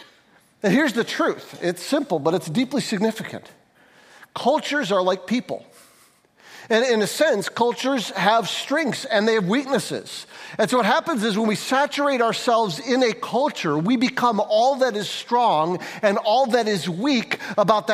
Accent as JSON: {"language": "English", "town": "St. Johns", "region": "Michigan", "country": "United States", "tie": "born or raised there", "said": "I grew up in St. John's."}